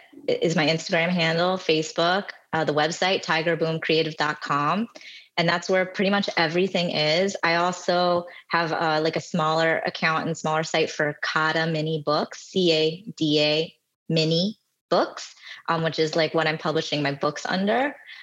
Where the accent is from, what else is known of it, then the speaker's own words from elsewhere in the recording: New Jersey, United States; I'm from New Jersey, I've bounced around the country.